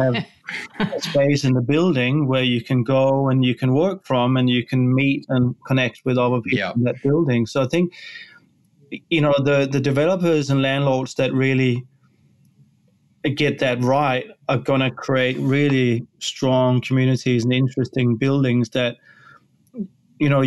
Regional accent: Denmark; now in Australia; I'm from Denmark originally

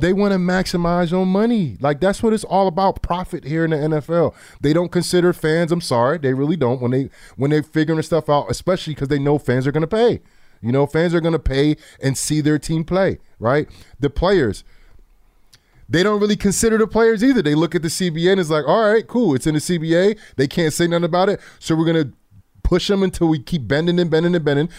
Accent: New Jersey, United States; I'm from Jersey

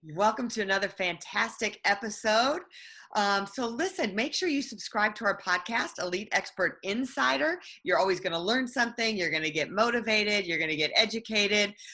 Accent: Texas, United States; I'm a Texan.

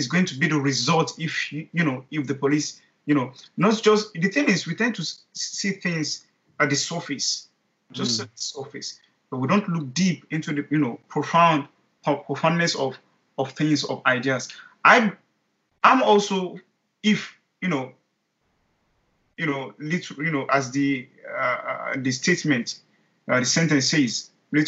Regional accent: Nigeria; I'm a Nigerian, I'm a black guy

